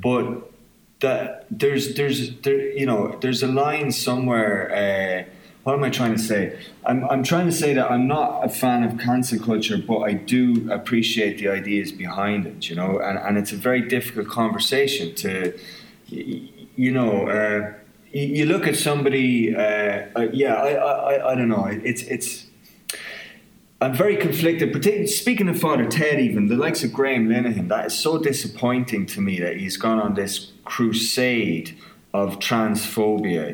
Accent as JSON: {"language": "English", "country": "Ireland", "accent": "southern Irish", "moved": "as an adult", "lives_now": "Belfast, United Kingdom"}